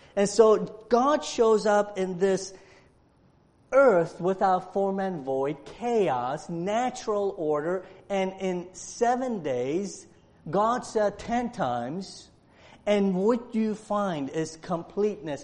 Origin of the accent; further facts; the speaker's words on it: Romania; moved away; I was born in Romania, and and and in Romania, uh, I was born during the time of communism, so I, I understand the lack of national freedom. I grew up in that.